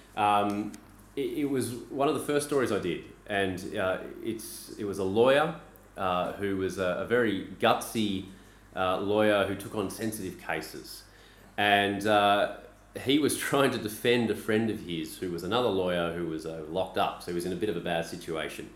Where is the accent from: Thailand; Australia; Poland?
Australia; moved away as an adult; now in Beijing, China; I'm Australian